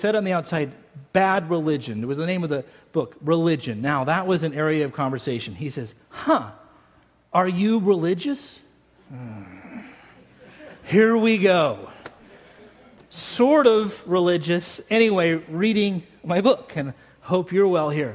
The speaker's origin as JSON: {"language": "English", "town": "Salt Lake City", "region": "Utah", "country": "United States", "tie": "born or raised there", "also_born_or_lived": "Colorado Springs, Colorado", "moved": "yes", "lives_now": "Paso Robles, United States", "said": "I grew up in Salt Lake City, Utah"}